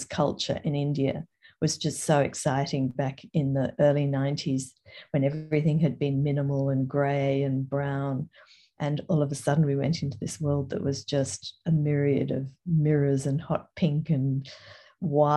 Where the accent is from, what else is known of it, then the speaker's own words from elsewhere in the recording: Toowoomba, Queensland, Australia; also born or lived in England / Brisbane / Paris / Sydney; I was born in England and we were 10-pound poms. I came to Australia when I was six and have lived here almost ever since. Grew up in Toowoomba